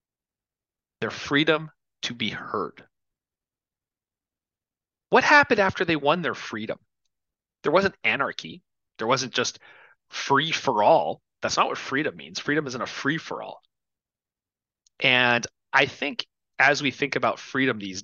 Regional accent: Canada; now in United States; as a Canadian expat

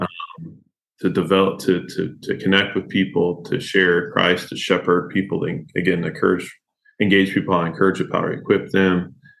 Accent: Kentucky, United States; I grew up here in Kentucky

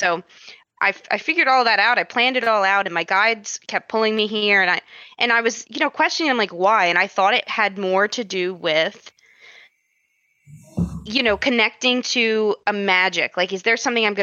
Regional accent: United States; growing up, I was always told, like, you know, I'm American

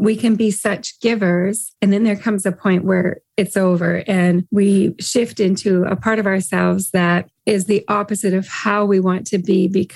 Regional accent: Canada; I'm a Canadian. We are known worldwide for being nice.

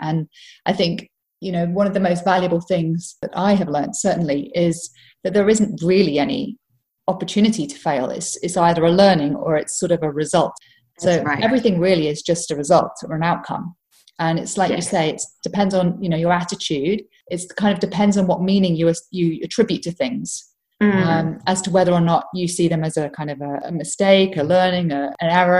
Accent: Hong Kong; growing up in Hong Kong, right, where change was always happening

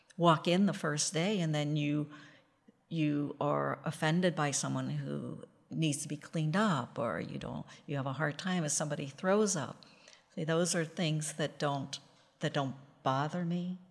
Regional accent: Western Pennsylvania, United States; I grew up in Western Pennsylvania

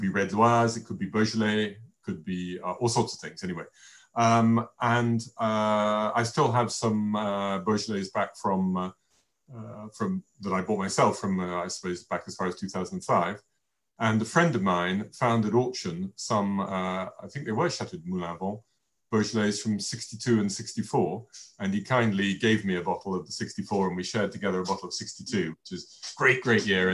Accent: England, United Kingdom; being English

